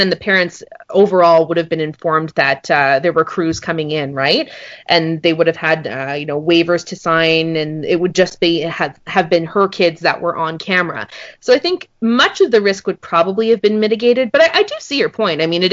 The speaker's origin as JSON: {"language": "English", "town": "Montreal", "region": "Quebec", "country": "Canada", "said": "I'm from Montreal"}